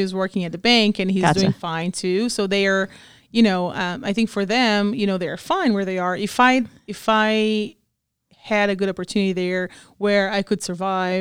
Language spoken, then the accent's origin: English; Brazil; moved away as an adult; also born or lived in Washington State, United States